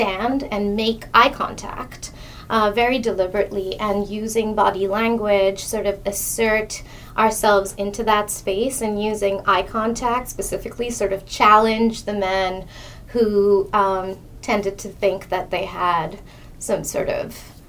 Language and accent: English; India; moved away as an adult; now in Montreal, Canada; I'm from India. I came here, I came to Montreal to study at McGill